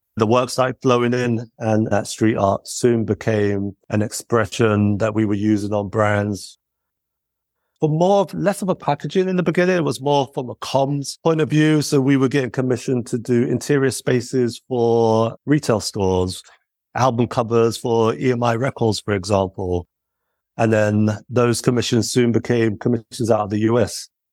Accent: United Kingdom; as British lads

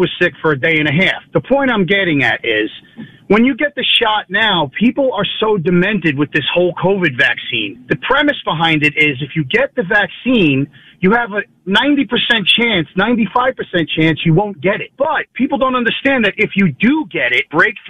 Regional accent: Long Island, New York, United States; I'm from Long Island.

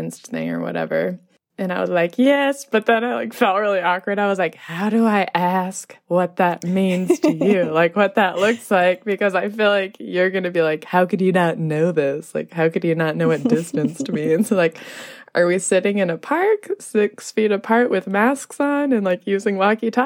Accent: Los Angeles, California, United States; moved away as an adult; also born or lived in Nepal; I arrived in LA, where I am from

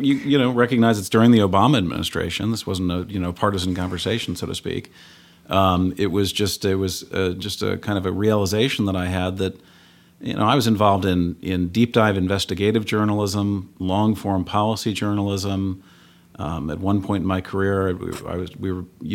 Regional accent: St. Louis, Missouri, United States; I grew up in St. Louis

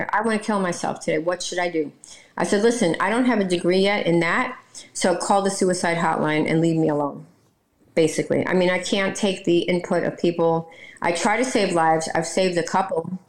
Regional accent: New York City, New York, United States; now in Florida, United States; I'm from New York and I'm Brooklyn

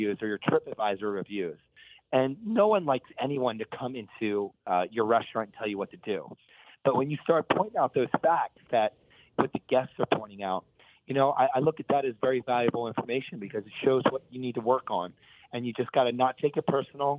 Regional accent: Bucks County, Pennsylvania, United States; moved away as an adult; also born or lived in Philadelphia; now in California, United States; I grew up in Bucks County, just north of the city. But I grew up working as a kid down the Italian Market on South 9th Street.

